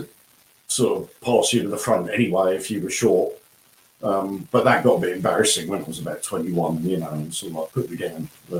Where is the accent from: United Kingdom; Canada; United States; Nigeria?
United Kingdom; South East England; born there; I was born in Surrey, excuse me, and then we moved about a lot as a kid.